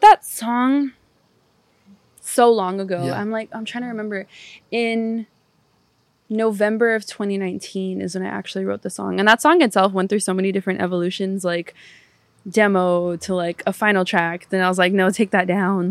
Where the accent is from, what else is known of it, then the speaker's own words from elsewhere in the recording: Pomona, California, United States; also born or lived in Barcelona; I grew up in California